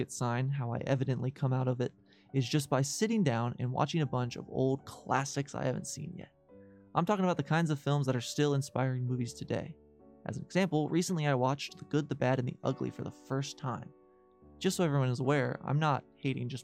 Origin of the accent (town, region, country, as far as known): United States